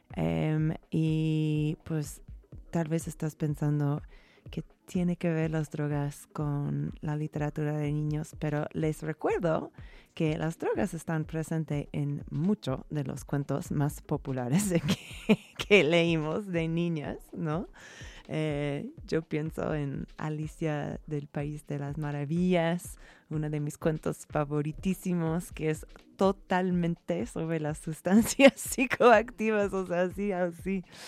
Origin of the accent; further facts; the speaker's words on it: United States; moved away; yo siendo gringa